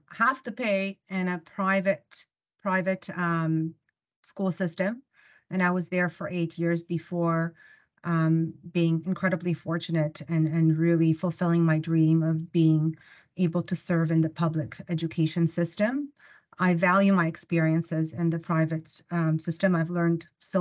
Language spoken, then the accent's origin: English; Ukraine; first language Russian; English is a second language; now in Canada; I was born in the Ukraine